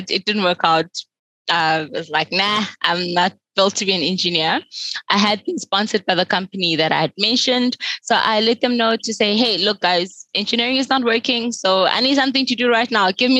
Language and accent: English; Soweto, Gauteng, South Africa; I grew up in Soweto in the southwestern township of South Africa